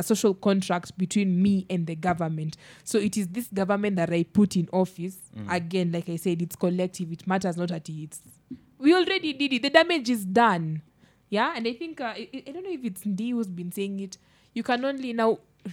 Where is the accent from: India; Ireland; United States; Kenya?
Kenya; I am to blame as a Kenyan